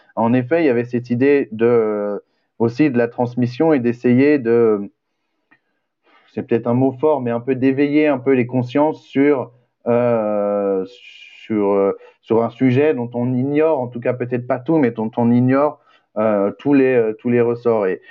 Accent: western France, France; now in Pantin, France; je viens de l'ouest de la France

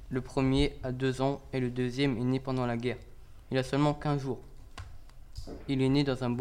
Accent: Mariupol, Donetsk Oblast, Ukraine; now in Lublin, Poland; Je viens de Mariupol. C'est une... C'est une ville située au sud de l'Ukraine.

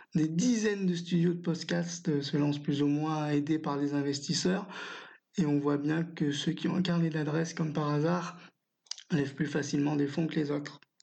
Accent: France; chez nous en France

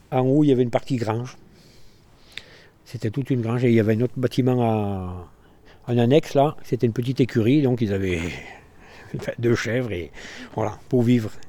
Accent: France; Je suis né à Mainz en 1960, à la maternité qu'il y avait à Mainz qui a dû fermer dans les années 62, par là à peu près. Voilà. Et après, j'ai toujours euh, bah, vécu à Mainz et habité sur la place des Tisserands

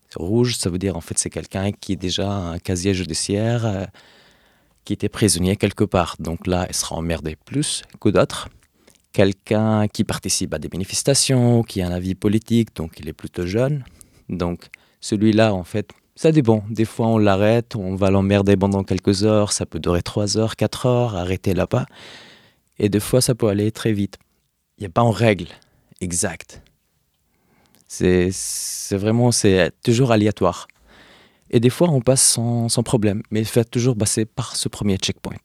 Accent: Hebron, West Bank, Palestine; moved away as an adult; now in Paris, France; d'Hébron, de Khalil, là où j'ai grandi

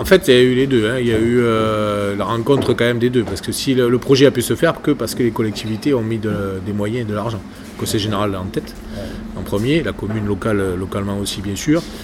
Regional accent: Languedoc-Roussillon, Occitania, France; moi je viens du Languedoc-Roussillon

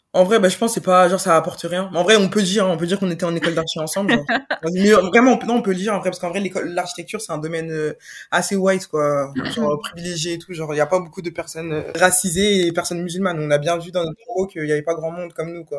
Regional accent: France; j'ai grandi en France

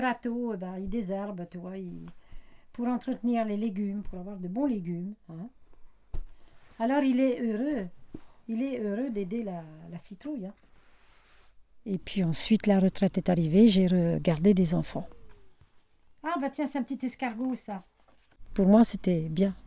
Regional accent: Nevers, Bourgogne-Franche-Comté, France; now in Saône-et-Loire, France; je suis née le 1er mai 1942. Et je suis née à Nevers. Et je suis euh, en Saône-et-Loire actuellement

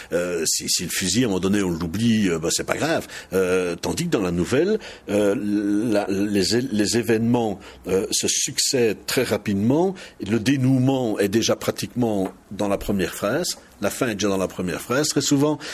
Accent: Charleroi, Wallonia, Belgium; accent: Walloon of Charleroi; now in Mons, Belgium; je suis né à Charleroi et je parle le wallon de Charleroi.

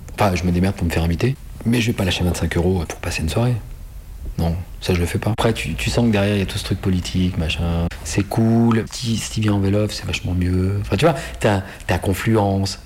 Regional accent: Saint-Étienne, Auvergne-Rhône-Alpes, France; On est chez moi, à Saint-Étienne

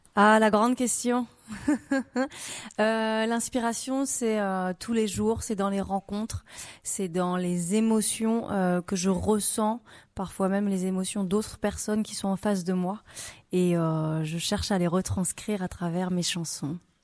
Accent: France; also born or lived in Réunion; Donc j'ai grandi dans le Perche et je suis partie habiter à la Réunion pendant 4 ans et demi

